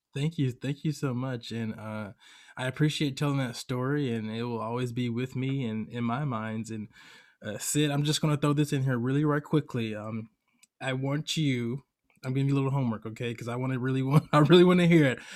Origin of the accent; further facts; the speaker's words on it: Atlanta, Georgia, United States; moved away as an adult; now in California, United States; I grew up in Atlanta, Georgia, but heavily in the African American community